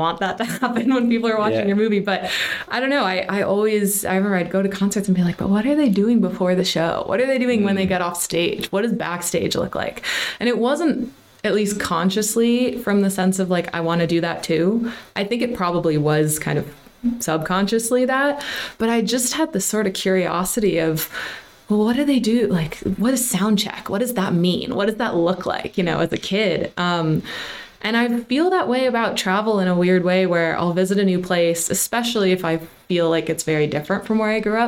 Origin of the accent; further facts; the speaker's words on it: New York City, New York, United States; moved away as an adult; now in Dublin, Ireland; as a child growing up in New York, I grew up in Manhattan